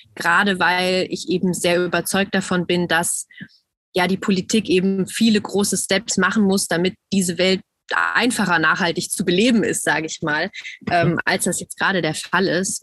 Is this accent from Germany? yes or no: yes; Germany; bei uns in Deutschland